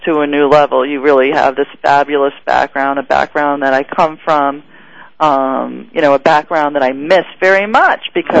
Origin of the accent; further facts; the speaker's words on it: New York, United States; I grew up in New York